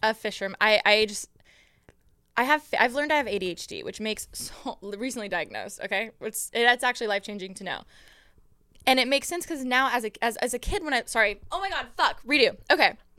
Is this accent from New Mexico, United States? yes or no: no; Moreno Valley, California, United States; growing up in Moreno Valley